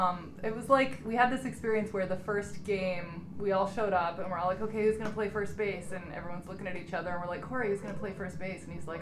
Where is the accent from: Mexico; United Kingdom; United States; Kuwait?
United States; Montana; moved away; I'm from Montana.